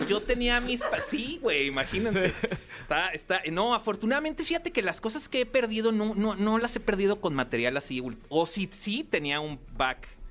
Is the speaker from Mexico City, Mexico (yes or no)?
no; Torreón, Coahuila, Mexico; also born or lived in Piedras Negras; yo soy de Torreón